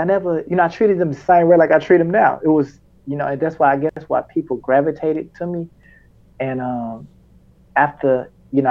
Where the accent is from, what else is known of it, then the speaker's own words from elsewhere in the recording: Memphis, Tennessee, United States; I'm from Memphis